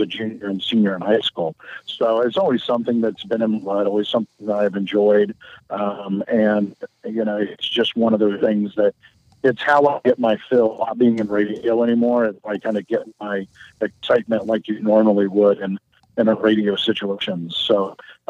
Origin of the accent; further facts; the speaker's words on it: Pleasant Hill, Ohio, United States; also born or lived in Ashland, Ohio / Fairborn, Ohio; I grew up in a small town near Troy, Ohio, Pleasant Hill